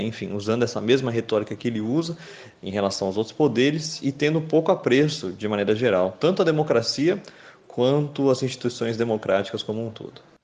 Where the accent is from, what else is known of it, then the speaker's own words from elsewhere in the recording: Brazil; enquanto brasileiro